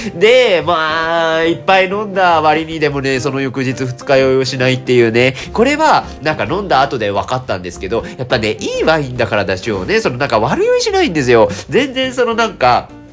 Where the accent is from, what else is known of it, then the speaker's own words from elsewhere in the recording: Nagasaki, Japan; moved away; 長崎県の出身でございますので